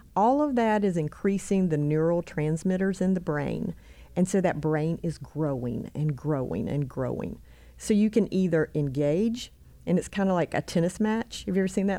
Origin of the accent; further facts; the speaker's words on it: Albemarle, North Carolina, United States; moved away as an adult; now in Rock Hill, United States; I grew up actually in, um, Albemarle, North Carolina, on the other side of Charlotte.